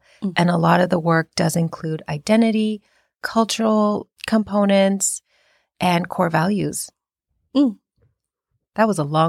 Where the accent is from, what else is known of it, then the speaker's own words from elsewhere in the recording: India; now in United States; So I am East Indian and I am an immigrant in this country. And I was raised in a very traditional household, but still had to assimilate and acculturate to the American way of life.